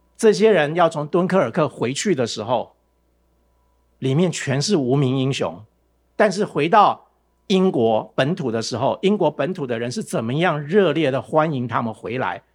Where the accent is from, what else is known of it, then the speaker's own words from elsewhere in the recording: Taiwan; 我从台湾来的